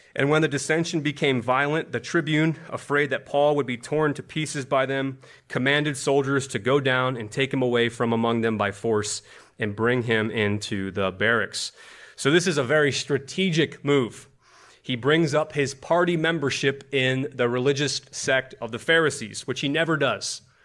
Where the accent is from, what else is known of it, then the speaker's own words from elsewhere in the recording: Buffalo, New York, United States; now in Washington, D.C., United States; I grew up in Buffalo, New York